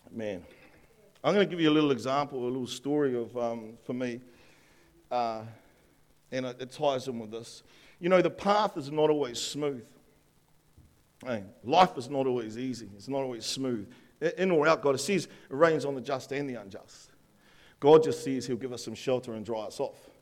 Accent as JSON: {"language": "English", "town": "Upper Hutt", "region": "Wellington", "country": "New Zealand", "tie": "born or raised there", "said": "I grew up in Upper Hutt, me and my brother, and there was a river out the back"}